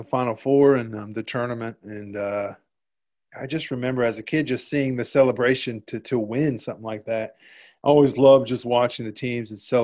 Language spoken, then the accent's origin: English; Indiana, United States; moved away as an adult; also born or lived in Michigan; now in Melbourne, Australia; I grew up in Indiana, a small town in Indiana.